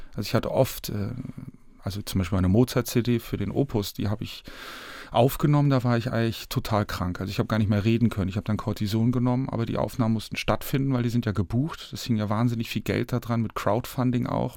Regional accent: Northern Germany, Germany; ich als Norddeutscher

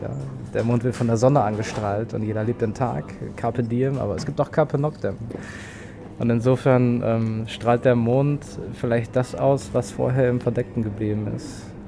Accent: North Frisia, Schleswig-Holstein, Germany; now in Berlin, Germany; ich bin Nordfriese und irgendwie. Ich habe meine Heimat verlassen

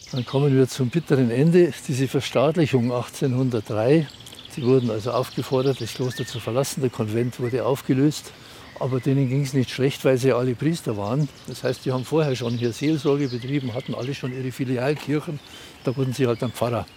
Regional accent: Germany; Für uns als Deutsche

